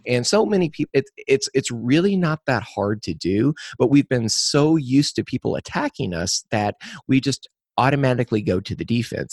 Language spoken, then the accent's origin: English; Crawford County, Missouri, United States; I was born and raised in Crawford County, Missouri